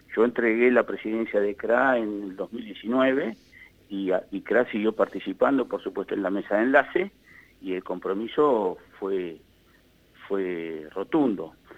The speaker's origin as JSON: {"language": "Spanish", "country": "Argentina"}